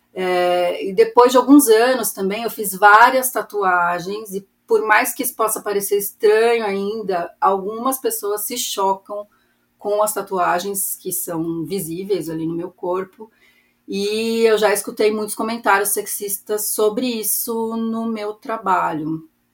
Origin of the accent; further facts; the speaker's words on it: São Paulo, Brazil; moved away as an adult; now in Nogent-sur-Marne, France; tenho 47 anos, sou paulistana, aquariana